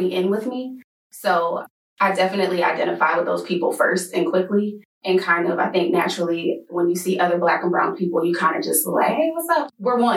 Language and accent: English; North Carolina, United States; I'm from North Carolina